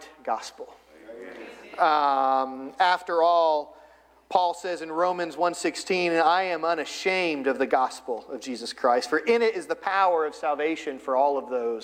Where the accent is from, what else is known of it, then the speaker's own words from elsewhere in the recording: Florida, United States; moved away as an adult; also born or lived in Ohio / Northern Virginia / Eastern Virginia; So we've lived in Florida. I grew up in Florida.